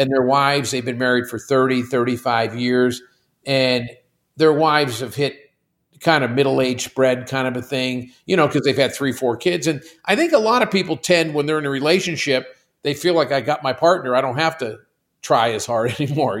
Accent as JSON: {"language": "English", "town": "Pittsburgh", "region": "Pennsylvania", "country": "United States", "moved": "yes", "said": "First thirty years of my life, I'm from Pittsburgh."}